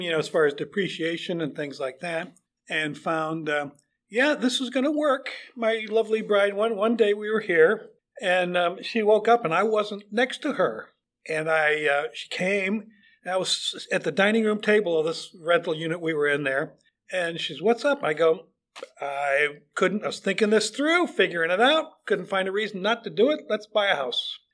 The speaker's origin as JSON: {"language": "English", "town": "Chicago", "region": "Illinois", "country": "United States", "tie": "born or raised there", "also_born_or_lived": "Fort Wayne, Indiana", "moved": "as an adult", "lives_now": "The Villages, United States", "said": "I grew up in Chicago, in and around Chicago"}